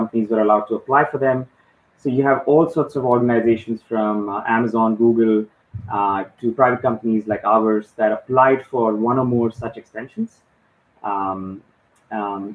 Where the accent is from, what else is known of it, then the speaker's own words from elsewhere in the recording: India; moved away as an adult; also born or lived in Mumbai, India; now in Dubai, United Arab Emirates; I was born and raised in India, lived in a few different parts